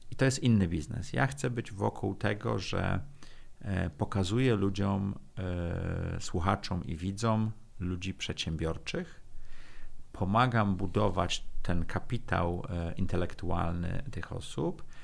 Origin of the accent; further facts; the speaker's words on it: Sopot, Pomeranian Voivodeship, Poland; now in Warsaw, Poland; Wolałbym być w Sopocie, jestem z Sopotu.